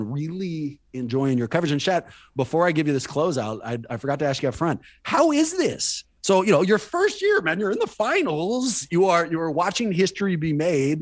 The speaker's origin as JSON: {"language": "English", "town": "Oakland", "region": "California", "country": "United States", "tie": "born or raised there", "said": "I'm born and raised in Oakland"}